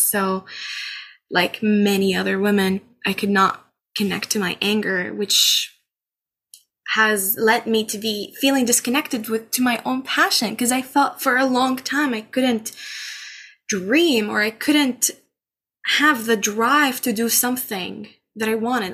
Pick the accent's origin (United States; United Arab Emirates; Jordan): Jordan; Amman, Amman Governorate; moved away as an adult; now in Canada; I was born and raised in Amman, Jordan